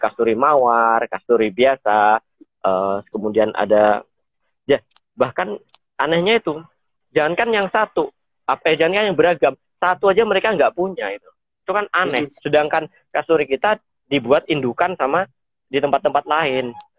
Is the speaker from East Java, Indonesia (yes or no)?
yes; Blitar, East Java, Indonesia; moved away as an adult; now in South Kalimantan, Indonesia; saya dari Jawa Timur, dari Blitar